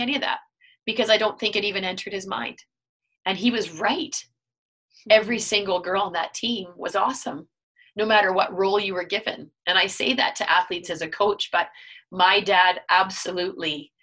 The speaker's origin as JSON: {"language": "English", "town": "Steinbach", "region": "Manitoba", "country": "Canada", "said": "I was still from Steinbeck"}